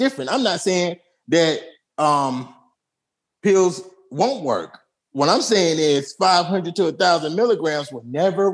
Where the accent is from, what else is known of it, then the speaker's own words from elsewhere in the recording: New York City, New York, United States; Brooklyn, I'm from Atlantic and Rockaway and Blakes and Lennon. That means that's from the projects